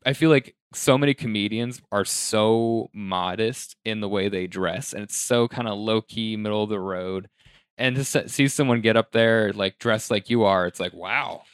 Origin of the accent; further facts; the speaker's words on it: Colorado, United States; my hometown in Colorado is very predominantly white